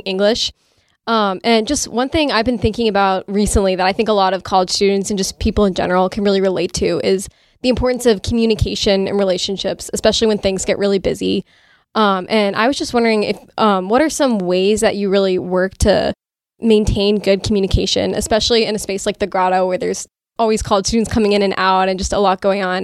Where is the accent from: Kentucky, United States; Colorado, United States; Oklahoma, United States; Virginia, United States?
Virginia, United States; I'm from Virginia